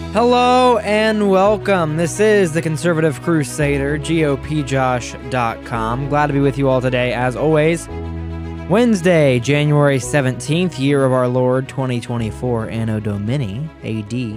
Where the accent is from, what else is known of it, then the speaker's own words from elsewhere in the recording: Ohio, United States; I'm from Ohio